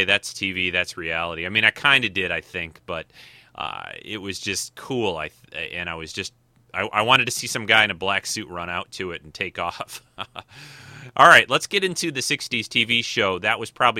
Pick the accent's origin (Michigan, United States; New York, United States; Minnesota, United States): Michigan, United States; Detroit; growing up in the Motor City